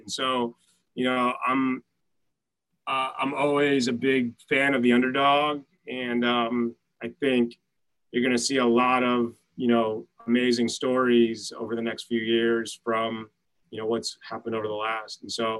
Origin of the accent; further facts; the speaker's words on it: New York City, New York, United States; as a New Yorker who lives here